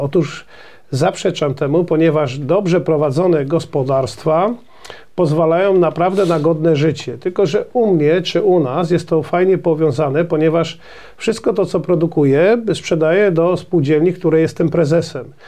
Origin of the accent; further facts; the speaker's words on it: Poland; My, Polacy, a szczególnie rolnicy